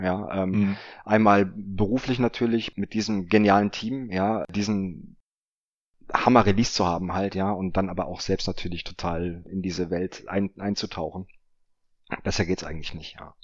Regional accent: Offenbach am Main, Hesse, Germany; meiner Heimatstadt in Offenbach

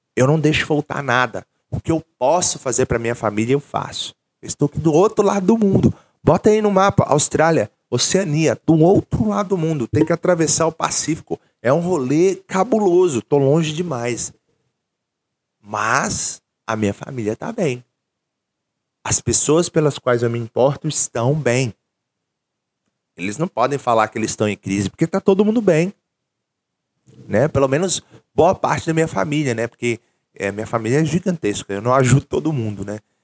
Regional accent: Brazil; moved away as an adult; also born or lived in England; eu nasci no Brasil

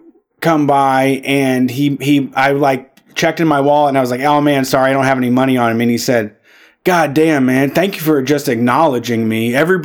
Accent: Ohio, United States; also born or lived in Washington, D.C. / Dallas; I mean, I lived in D.C. and Dallas. Ohio still feels like home.

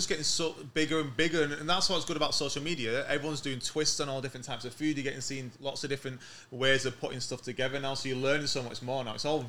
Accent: England, United Kingdom; born or raised there

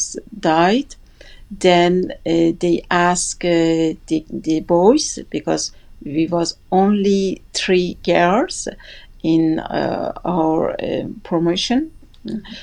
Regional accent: Gilan, Iran; English is a second language; north of Iran, where I am from, is Gilan

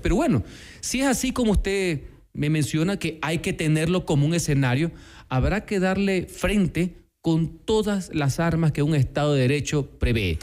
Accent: Ecuador; como ecuatoriano

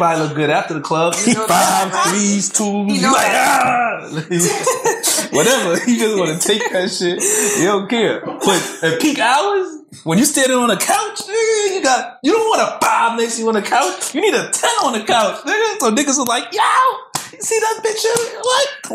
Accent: New York City, New York, United States; moved away; also born or lived in New Jersey / Virginia; I'm from Flatbush

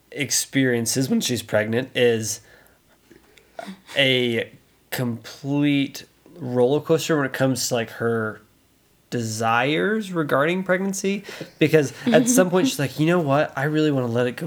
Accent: Louisiana, United States; my hometown in Louisiana

